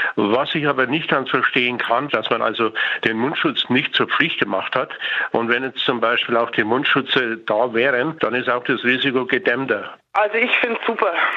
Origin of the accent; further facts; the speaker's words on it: Upper Bavaria, Germany; ich bin in Oberbayern daheim